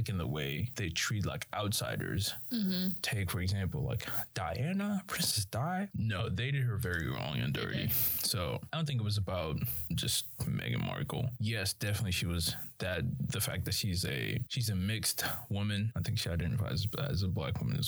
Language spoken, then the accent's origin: English; Nigeria; I'm Nigerian and my parents are very African